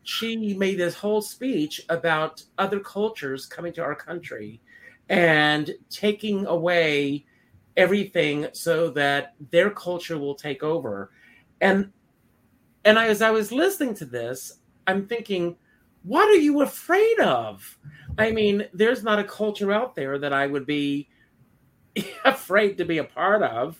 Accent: Conway, South Carolina, United States; I was the oldest of four. And growing up in Conway, South Carolina

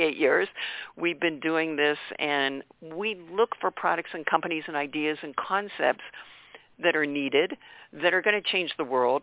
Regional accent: north of Baltimore, Maryland, United States; I grew up on the East Coast near north of Baltimore

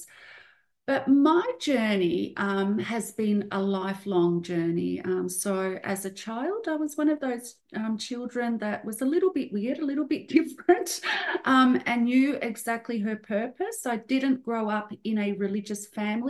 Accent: Australia; I'm from a migrant family. I was born in Australia. My parents and brother are from Serbia.

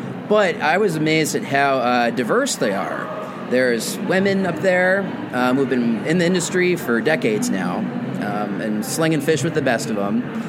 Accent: Portland, United States

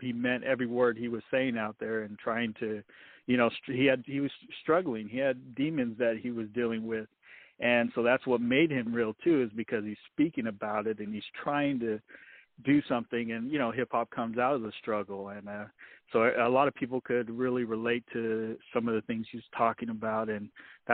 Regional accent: Salinas, California, United States; I'm from Salinas, California. Born and raised. I've moved here and there, but I've always come back to Salinas, so that's my hometown.

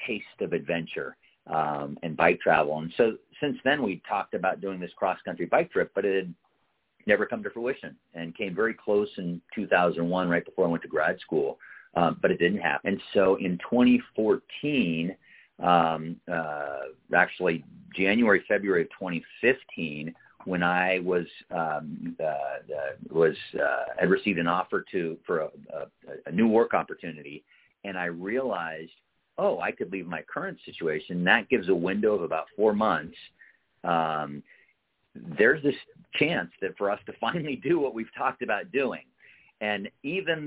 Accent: Eugene, Oregon, United States; I grew up in Eugene, Oregon

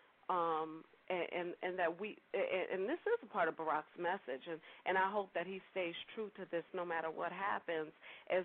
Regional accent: New Orleans, Louisiana, United States; accent: New Orleans twang; moved away; I was born and raised in New Orleans

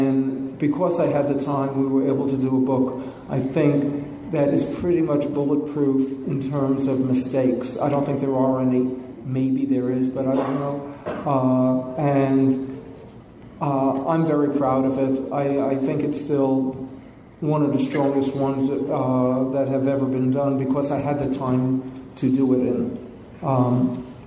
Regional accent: New York City, New York, United States; I grew up in New York City

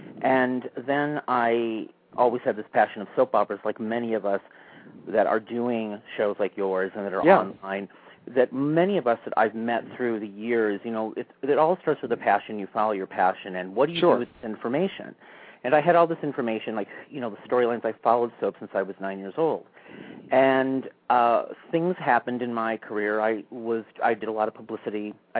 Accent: Milwaukee, Wisconsin, United States; I was born in Milwaukee, Wisconsin.

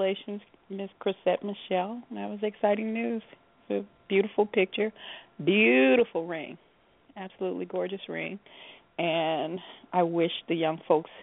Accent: Chicago, Illinois, United States; now in Las Vegas, United States; I'm from Chicago in Garfield Park

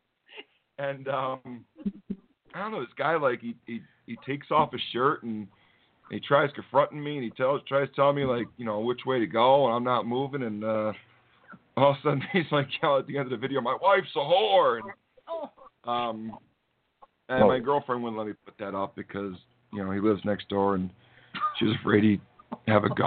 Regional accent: New England, United States; I assure them I'm from New England

